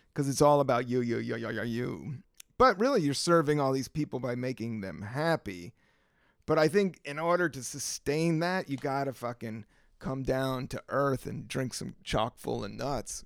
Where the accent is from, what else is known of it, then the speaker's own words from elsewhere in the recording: the South, United States; I am from the South